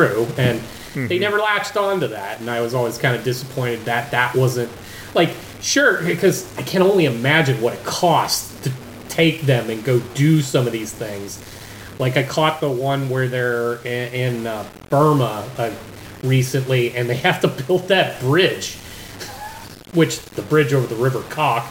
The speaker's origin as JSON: {"language": "English", "country": "United States", "said": "as an American"}